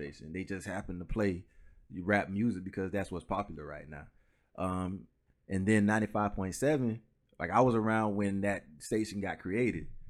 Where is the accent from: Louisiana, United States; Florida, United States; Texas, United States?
Florida, United States; Orlando; also born or lived in Pine Hills; originally I'm from Orlando, so I was born on Mercy Drive in Orlando, which is, like, the project